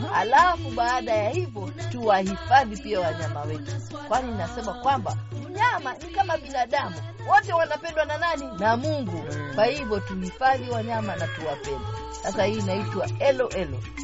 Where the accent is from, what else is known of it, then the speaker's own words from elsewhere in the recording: Kenya; mimi ni Mswahili mimi ni mm. Mkenya